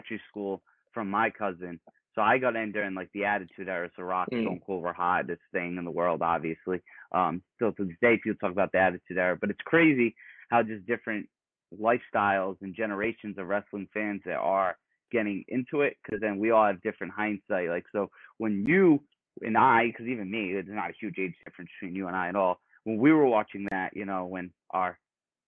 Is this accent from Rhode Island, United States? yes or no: yes; Rhode Island, United States; moved away as an adult; now in California, United States; I grew up in Rhode Island